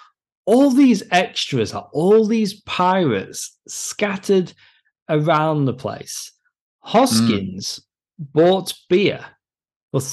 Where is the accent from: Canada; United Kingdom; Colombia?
United Kingdom; as a Brit